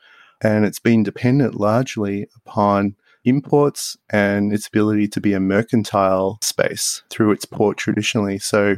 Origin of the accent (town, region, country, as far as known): Australia; born or raised there; also born or lived in Tripoli, Lebanon; now in United States